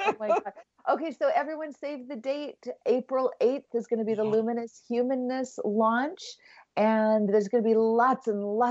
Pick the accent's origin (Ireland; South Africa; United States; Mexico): Ireland; And do you know, I mean, even as an Irish person, I'm like, I have to look up, what is St. Patrick's Day about?